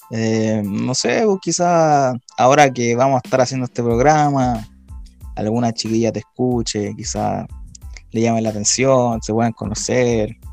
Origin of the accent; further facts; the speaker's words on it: Chile; Bueno, como buen chileno, todo tiene que empezar tarde, pues